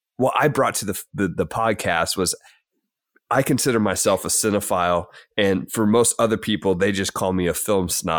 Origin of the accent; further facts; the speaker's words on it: Kentucky, United States; I am an English teacher from Kentucky